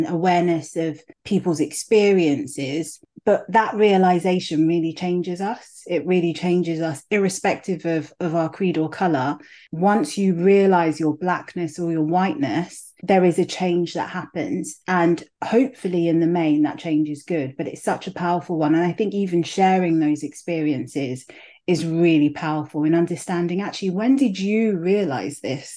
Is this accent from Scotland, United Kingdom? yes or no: no; London, United Kingdom; also born or lived in Nigeria; I growing up, I went to primary school. My primary school was in Clapham